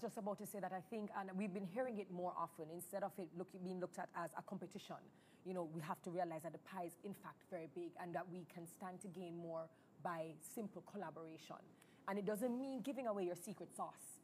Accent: Jamaica; being a Jamaican makes us special

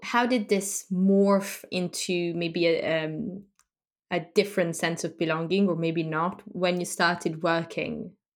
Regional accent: France; I grew up in France

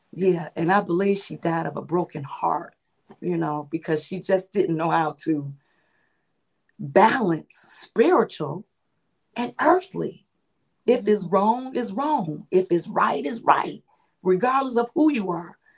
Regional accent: Chicago, Illinois, United States; now in Crete, United States; my hometown is Chicago, and I'm residing in Chicago suburbs, which is called Crete, Illinois

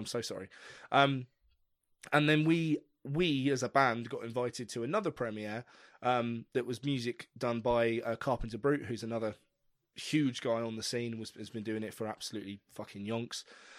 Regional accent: England, United Kingdom; as an English musician

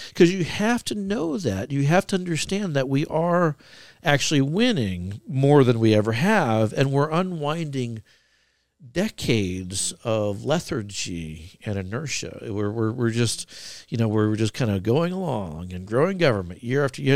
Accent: Florida, United States; now in Idaho, United States; I was born in Florida.

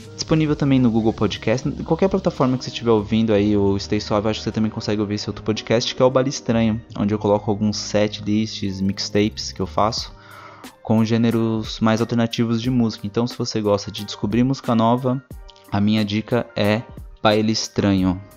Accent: Brazil; Eu sou brasileiro

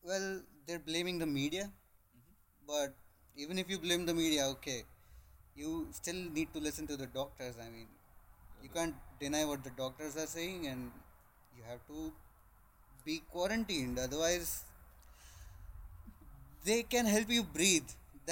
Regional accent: Ahmedabad, Gujarat, India; I come from Ahmedabad.

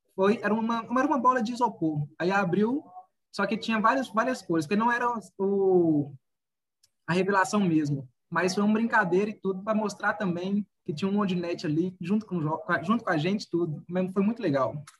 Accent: Curvelo, Minas Gerais, Brazil; nasci em Curvelo, Minas Gerais

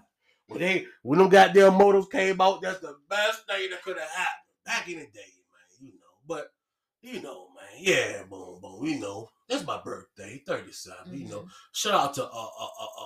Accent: Richmond, Virginia, United States; I am from Richmond, Virginia, in the Richmond surrounding areas

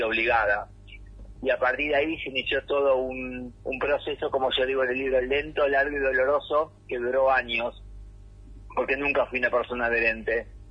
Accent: Ciudadela, Buenos Aires Province, Argentina; now in San Martín, Argentina; yo, nací y crecí en Fuerte Apache, en ah. zona oeste del conurbano bonaerense.

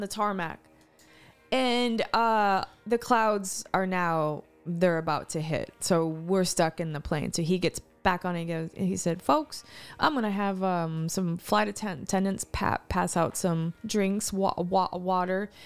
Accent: East Texas, United States; I grew up in East Te-, East Texas

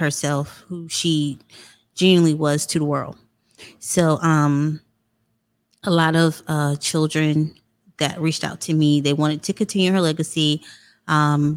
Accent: Florence, South Carolina, United States; I'm from Florence, South Carolina. I graduated from the illustrious Wilson High School.

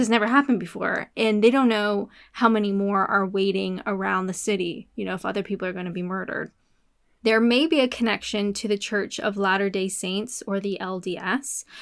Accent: Canada; I'm Canadian.

